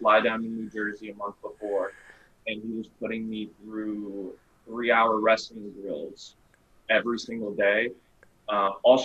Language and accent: English; Saint Petersburg, Russia; now in South Florida, United States; I'm from St. Petersburg